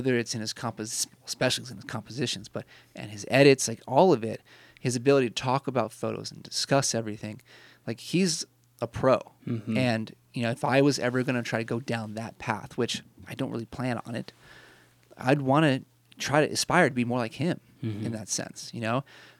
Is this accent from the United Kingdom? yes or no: no; Canada; And I'm Canadian, so I'm very nice.